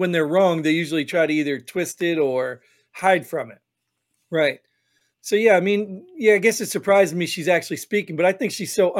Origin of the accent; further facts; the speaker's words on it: New Jersey, United States; I grew up in Jersey, and I heard New Yorkers.